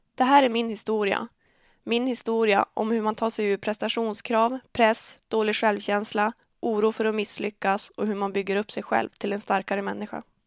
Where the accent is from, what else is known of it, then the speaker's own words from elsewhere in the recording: Örnsköldsvik, Västernorrland County, Sweden; Jag är född och uppvuxen i Örnsköldsvik